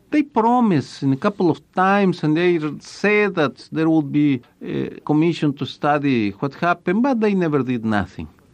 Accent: Guadalajara, Jalisco, Mexico; moved away as an adult; also born or lived in Milwaukee; I was a student in Guadalajara

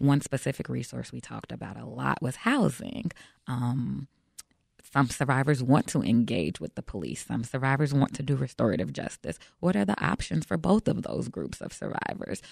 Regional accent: Chicago, Illinois, United States; I'm born and raised in Chicago

